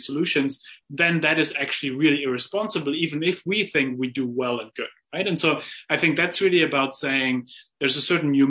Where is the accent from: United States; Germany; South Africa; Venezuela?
Germany; I grew up in Germany